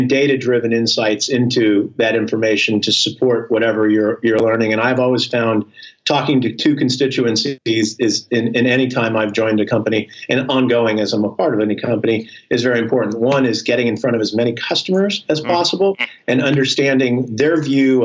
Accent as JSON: {"language": "English", "region": "Texas", "country": "United States", "said": "I come from Texas"}